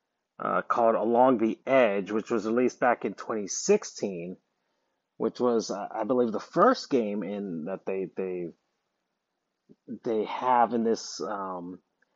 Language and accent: English; United States